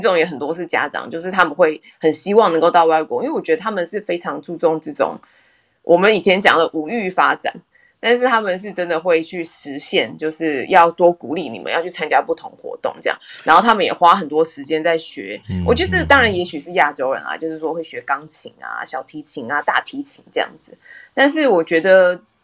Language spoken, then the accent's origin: Chinese; Taiwan; moved away as an adult; now in Houston, United States; 像我们台湾人也很喜欢吃辣